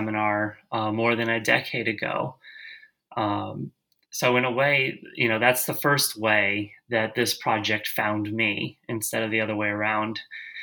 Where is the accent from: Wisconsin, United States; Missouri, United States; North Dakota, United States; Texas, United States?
Wisconsin, United States; Milwaukee; moved away as an adult; also born or lived in Indiana / Maryland / Alabama / Georgia; now in Chattanooga, United States; I'm from Milwaukee, Wisconsin